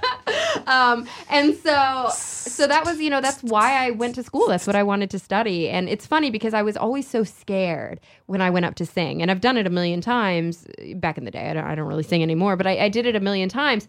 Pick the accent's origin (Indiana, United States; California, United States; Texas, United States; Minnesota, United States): Texas, United States; moved away as an adult; also born or lived in Queens, New York City; I grew up in Texas